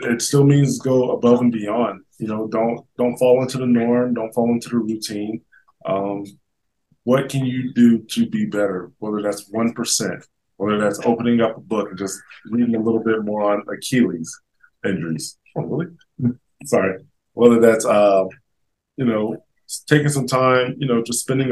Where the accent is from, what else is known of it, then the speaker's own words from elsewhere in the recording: Miamisburg, Ohio, United States; moved away; also born or lived in Colorado; back in my hometown in Miamisburg, Ohio